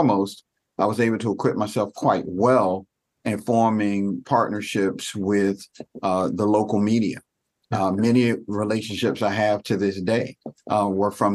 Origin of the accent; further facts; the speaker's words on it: Raleigh, North Carolina, United States; moved away as an adult; also born or lived in Baltimore, Maryland; I came from Raleigh, North Carolina with a dream of playing basketball